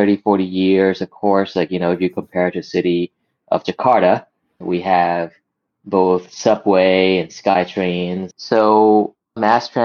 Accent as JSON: {"language": "English", "region": "Bangkok", "country": "Thailand", "tie": "born or raised there", "said": "Born and raised in Bangkok, Thailand."}